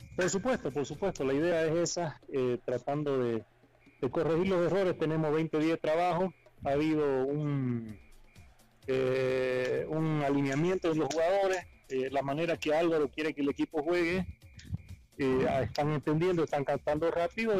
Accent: Bolivia; porque somos bolivianos

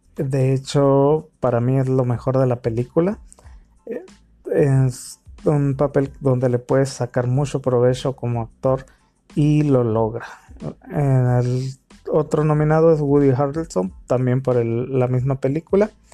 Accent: Mexico; soy mexicano

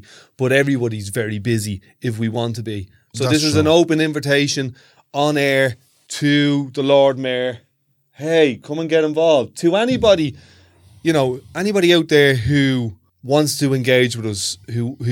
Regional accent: Ireland; I'm Irish

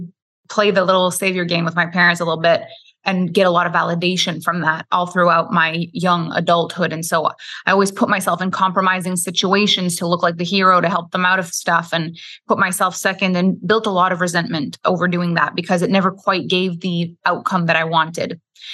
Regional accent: Quebec, Canada; first language French; English is a second language; I'm French Canadian. So I am from Quebec, Canada. My first language is French. I went to school in French. All my friends were French.

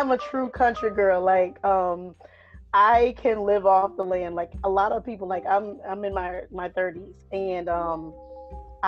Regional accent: Conway, South Carolina, United States; also born or lived in Myrtle Beach, South Carolina; I'm originally from Horry County, South Carolina. In between, I'm from Conway and Myrtle

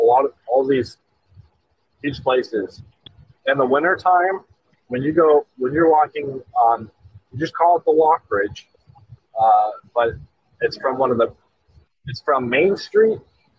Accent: Valley City, North Dakota, United States; I'm more from Valley City.

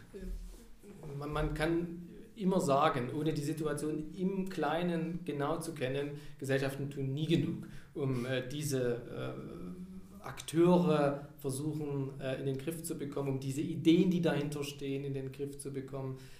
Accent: Saxony, Germany; accent: Saxon; moved away as an adult; ich bin aus Sachsen nach Niedersachsen gegangen, um da zu arbeiten. Und Niedersachsen, die sprechen das reinste Hochdeutsch. Also das ist wirklich perfekt. Und ich mit meinem Sächsischen, man hört es ja, kriegt man nicht mehr raus

